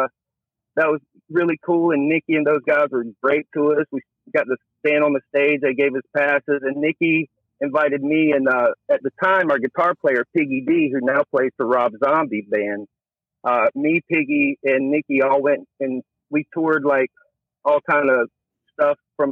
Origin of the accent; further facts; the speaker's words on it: the Bible Belt South, United States; When I was growing up, I grew up in the Bible Belt South